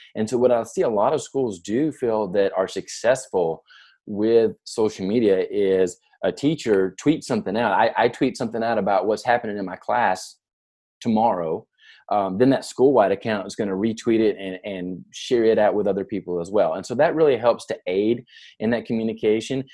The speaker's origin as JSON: {"language": "English", "area": "near Nashville", "region": "Tennessee", "country": "United States", "tie": "born or raised there", "said": "I grew up in near Nashville, Tennessee"}